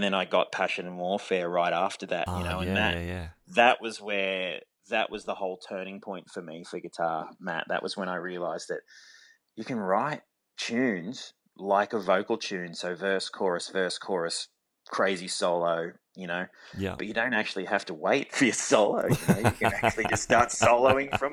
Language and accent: English; Forbes, New South Wales, Australia; I grew up in Forbes.